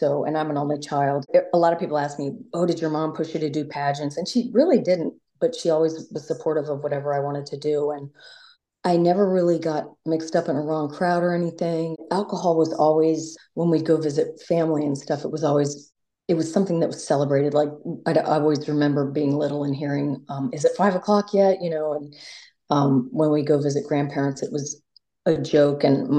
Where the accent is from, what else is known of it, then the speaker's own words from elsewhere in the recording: Virginia Beach, Virginia, United States; I grew up in Virginia Beach.